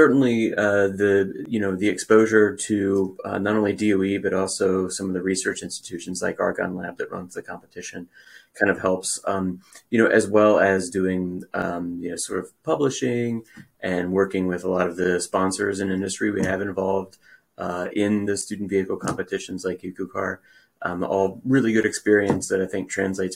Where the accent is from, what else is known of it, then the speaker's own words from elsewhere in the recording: Richmond, Virginia, United States; I grew up in Richmond, Virginia